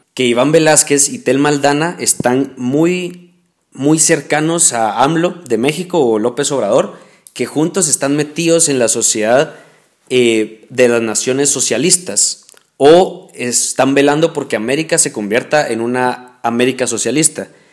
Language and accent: Spanish; Guatemala; soy lo que soy, guatemalteco, y, me toca defender Guatemala.